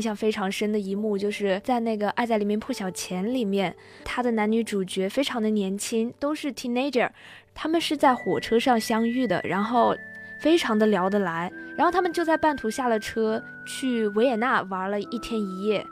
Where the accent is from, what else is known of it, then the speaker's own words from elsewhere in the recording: southern China, China; 我是南方人嘛